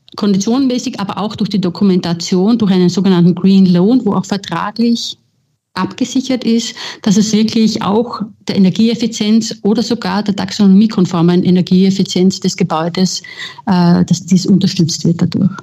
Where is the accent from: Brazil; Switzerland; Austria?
Austria; moved away as an adult; also born or lived in Vienna; now in Berlin, Germany; ich bin Österreicherin